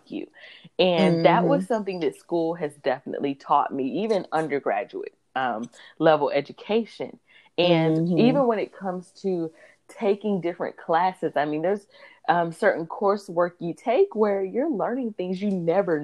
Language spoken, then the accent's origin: English; North Carolina, United States; I am from North Carolina.